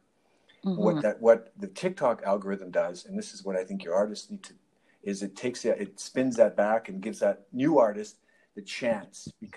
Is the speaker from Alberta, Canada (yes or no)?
yes; Calgary, Alberta, Canada; I grew up in Vista Heights